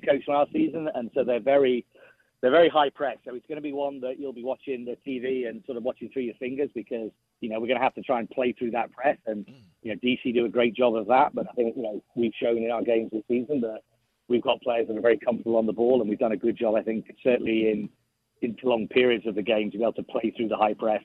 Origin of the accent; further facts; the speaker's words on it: England, United Kingdom; as an Englishman